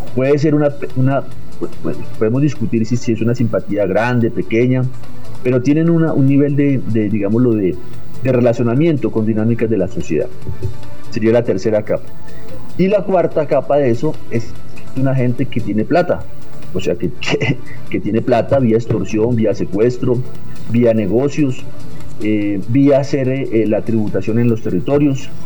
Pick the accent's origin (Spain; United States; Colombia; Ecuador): Colombia; Bogotá; also born or lived in Villavicencio; nací en Villavicencio, realmente, digámoslo, pero me crié en Bogotá desde muy pequeño